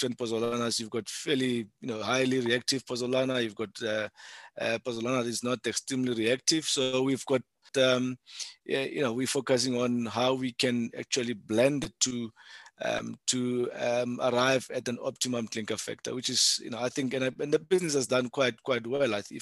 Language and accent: English; South Africa; being a South African